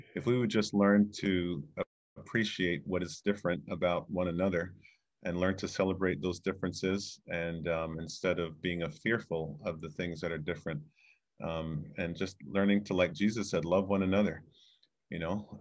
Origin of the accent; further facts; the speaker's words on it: Fort Lauderdale, Florida, United States; also born or lived in Jamaica; now in Chicago, United States; came here in nineteen seventy-seven with my parents as a nine-year-old boy and grew up in Fort Lauderdale